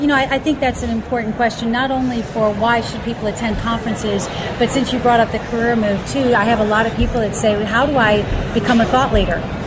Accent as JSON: {"language": "English", "town": "Charlotte", "region": "North Carolina", "country": "United States", "tie": "born or raised there", "moved": "as an adult", "said": "I grew up in Charlotte. I was there for like 24 years"}